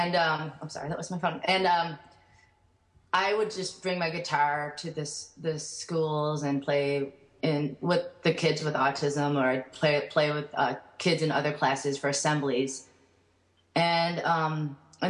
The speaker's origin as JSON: {"language": "English", "country": "United States", "tie": "born or raised there", "said": "born in the United States, and they immigrated a year before I was born"}